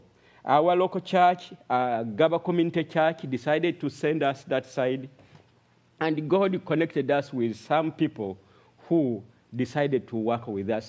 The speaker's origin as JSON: {"language": "English", "country": "Uganda", "moved": "as an adult", "lives_now": "Arua, Uganda", "said": "I come from Uganda, Arua district"}